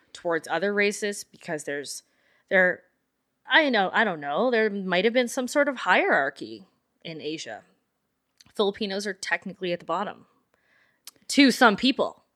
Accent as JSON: {"language": "English", "town": "Calgary", "region": "Alberta", "country": "Canada", "tie": "born or raised there", "said": "we grew up in the Northwest"}